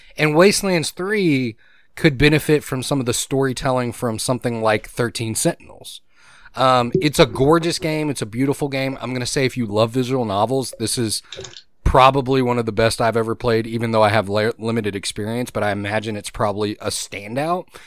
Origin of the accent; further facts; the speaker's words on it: Gulf Coast, United States; I grew up in humidity. You did too. Me and you both. We grew up on the Gulf